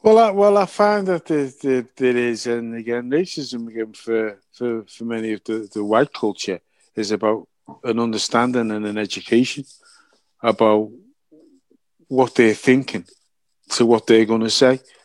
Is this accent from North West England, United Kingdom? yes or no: yes; Liverpool, North West England, United Kingdom; my hometown club